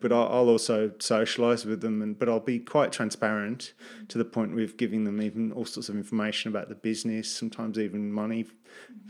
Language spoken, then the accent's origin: English; England, United Kingdom; moved away as an adult; also born or lived in United States; now in Gold Coast, Australia; as a British person in the U S